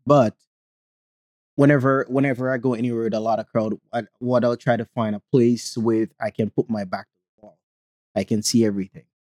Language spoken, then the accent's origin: English; Jamaica; accent: Jamaican; now in United States; growing up in Jamaica